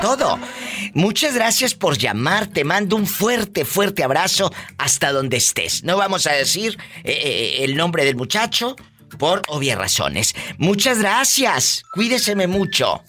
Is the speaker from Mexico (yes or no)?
yes; Matamoros, Tamaulipas, Mexico; yo vivo, mi, tierra es Matamoros, Tamaulipas